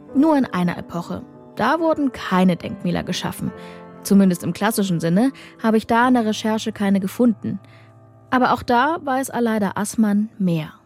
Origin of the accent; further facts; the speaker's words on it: Saxony, Germany; Auch ich bin erst nach dem Ende der DDR in Sachsen geboren